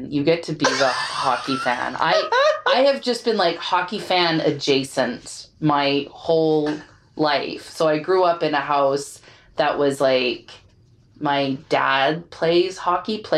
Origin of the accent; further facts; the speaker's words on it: Texas, United States; I'm Texan.